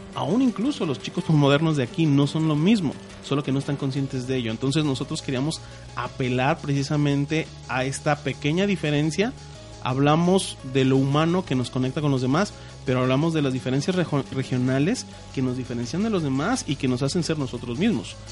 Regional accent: Mexico; nosotros como mexicanos

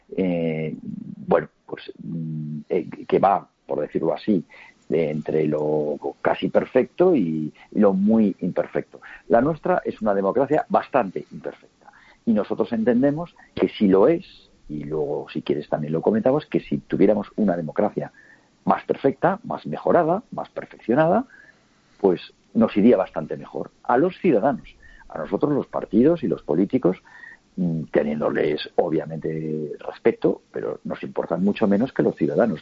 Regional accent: Huesca, Aragon, Spain; Yo soy de Huesca

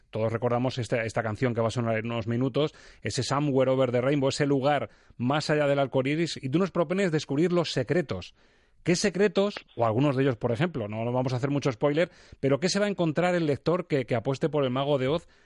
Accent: Madrid, Community of Madrid, Spain; Claro, yo, y más siendo madrileño, me remito un poco a la movida

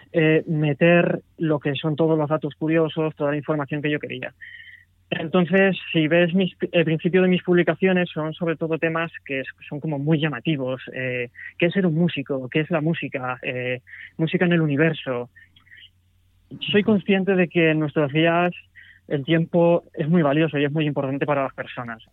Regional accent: Madrid, Community of Madrid, Spain; soy de Madrid

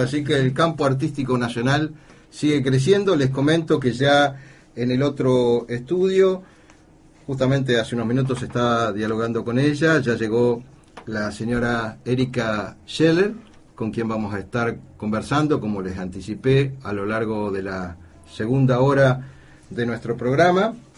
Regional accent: Argentina; nosotros como miembros de este querido continente, como argentinos

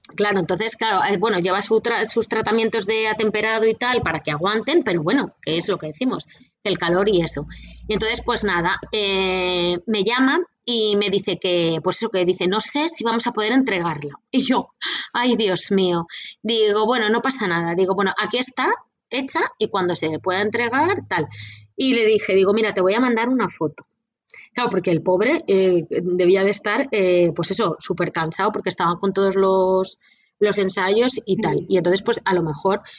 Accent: Castilla-La Mancha, Spain; alguien de Castilla-La Mancha, de mi tierra

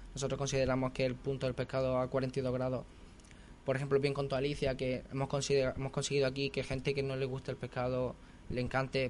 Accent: Castell de Ferro, Andalusia, Spain; now in Santiago del Teide, Spain; yo soy de un pueblo muy pequeñito de Granada, unos 5.000 habitantes, se llama Castel del Ferro

